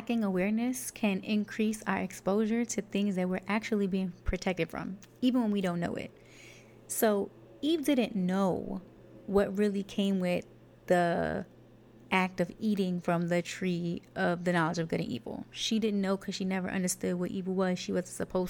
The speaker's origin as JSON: {"language": "English", "town": "New York City", "region": "New York", "country": "United States", "said": "I'm from Brooklyn, New York, Canarsie, East New York, Brookline Projects."}